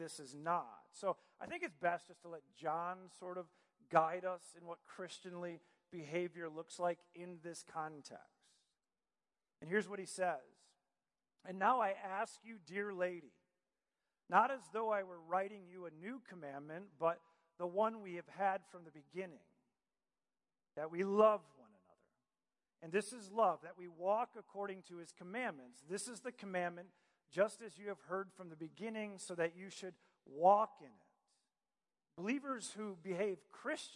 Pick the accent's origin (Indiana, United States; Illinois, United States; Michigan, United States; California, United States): Michigan, United States; moved away; also born or lived in Virginia Beach; I grew up in Michigan